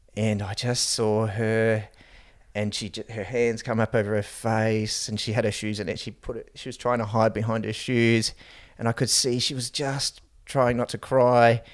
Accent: Gold Coast, Queensland, Australia; also born or lived in Wellington, New Zealand / Lower Hutt, New Zealand; We moved to the Gold Coast from New Zealand.

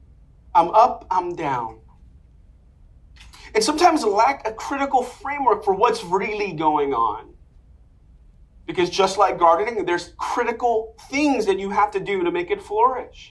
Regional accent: New York City, New York, United States; I'm from Inwood, Washington Heights

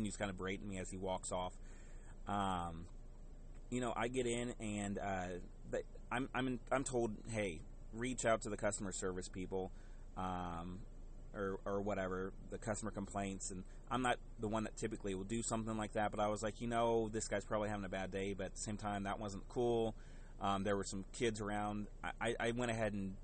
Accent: the South, United States; growing up in the South

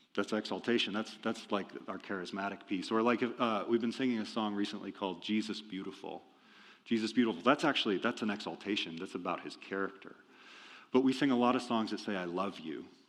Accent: Iowa, United States; moved away; I'm from Iowa originally.

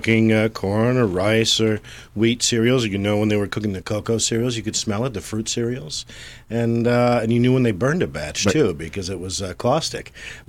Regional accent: Battle Creek, Michigan, United States; I grew up in the Midwest in with a single mother and blue-collar family. I grew up in Battle Creek, Michigan. It's a factory town, you know, where they make the cereal capital USA.

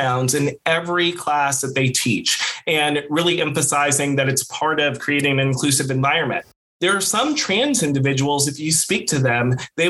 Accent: St. Louis, Missouri, United States; I grew up in St. Louis, Missouri

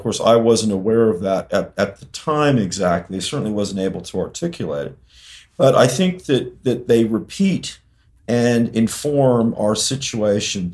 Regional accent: Berkeley, California, United States; my hometown of Berkeley

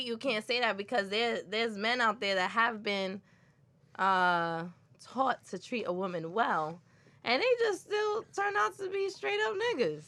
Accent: New York City, New York, United States; I'm from Brooklyn

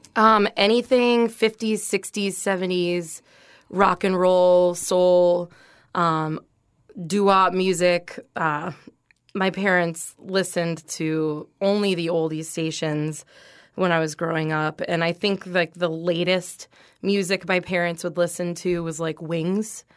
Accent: North Port, Florida, United States; also born or lived in Venice, Florida; I grew up in Northport, Florida, which is about an hour north of here

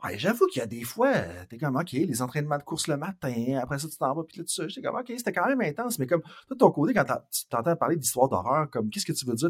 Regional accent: Saint-Georges, Quebec, Canada; Je viens de Saint-Georges-de-Beauce

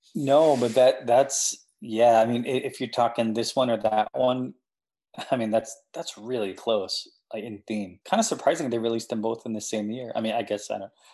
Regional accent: Anchorage, Alaska, United States; now in New Jersey, United States; growing up in Anchorage, like there there's nothing to do as a like a older teenager, young adult, at least when I was growing up

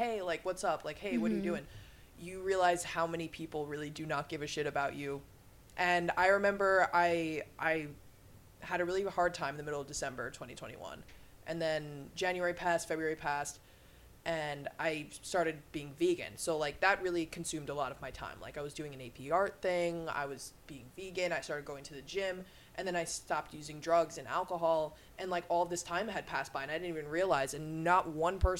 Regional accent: Long Island, New York, United States; I'm from Long Island

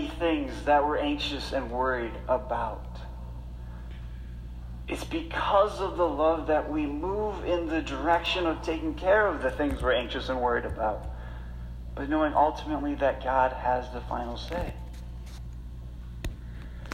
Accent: Rochester, United States; growing up in Rochester

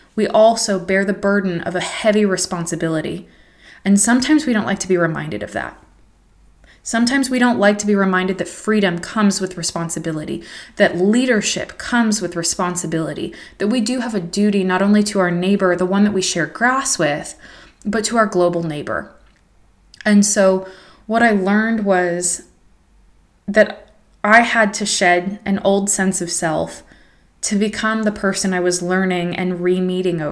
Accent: United States; moved away as an adult; as an American woman

